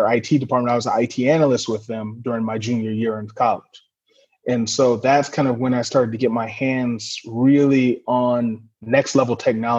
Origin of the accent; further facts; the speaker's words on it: Atwater, California, United States; also born or lived in San Diego, California; I grew up in Atwater, California, which is a small town in kind of the Central Valley, off Highway 99, kind of north of, in between Fresno and Stockton, California.